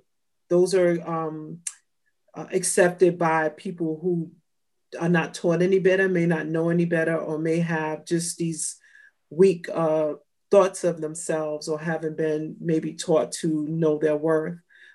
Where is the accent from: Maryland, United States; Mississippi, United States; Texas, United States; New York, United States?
New York, United States; New York City; also born or lived in California; I grew up in New York and Brooklyn, as well as California.